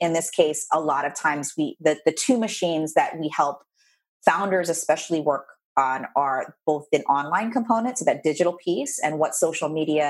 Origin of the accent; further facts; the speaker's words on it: Philippines; I did the good Asian girl thing, I say, because I'm Asian, I'm Filipino.